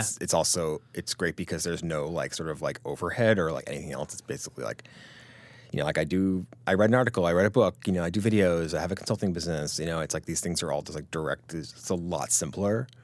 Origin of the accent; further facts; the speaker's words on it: Greenwich, Connecticut, United States; I grew up in Grand Connecticut